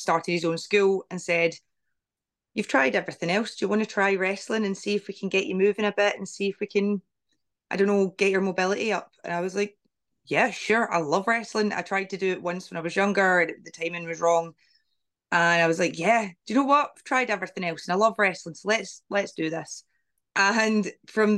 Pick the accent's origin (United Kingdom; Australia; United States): United Kingdom; Glasgow, Scotland; I got the chance to work in my home country, Scotland